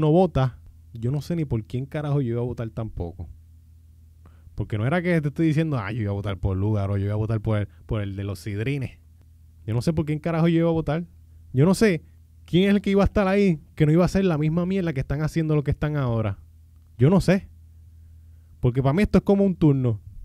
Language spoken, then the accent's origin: Spanish; Puerto Rico; mi pueblo